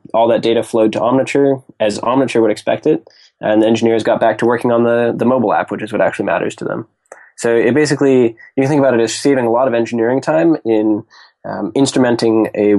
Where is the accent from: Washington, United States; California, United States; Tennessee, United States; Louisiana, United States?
Washington, United States; Seattle; So I grew up in Seattle, Washington, went to school in Boston at MIT, studied aerospace engineering